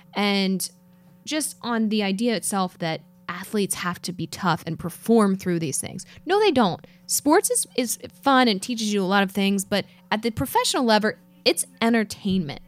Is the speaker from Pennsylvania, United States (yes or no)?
yes; Philadelphia, Pennsylvania, United States; I come from Philadelphia